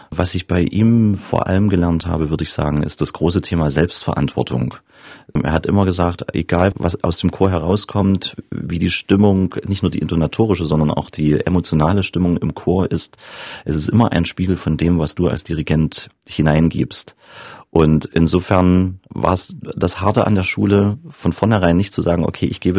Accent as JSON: {"language": "German", "town": "Johanngeorgenstadt", "region": "Saxony", "country": "Germany", "tie": "born or raised there", "also_born_or_lived": "Zwickau", "said": "in Johann Georgenstadt und bin dann gewechselt nach Zwickau aufs Klaravie-Gymnasium, also zurück an meinen Geburtsort gewissermaßen."}